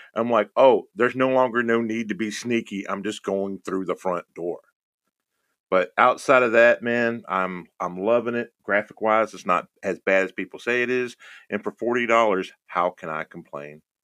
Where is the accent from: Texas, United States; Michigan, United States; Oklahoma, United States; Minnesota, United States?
Texas, United States; Houston; moved away; I'm originally from Houston, Texas.